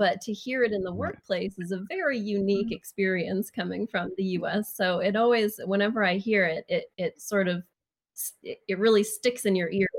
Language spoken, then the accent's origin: English; Maine, United States; now in Sweden; I'm from Maine.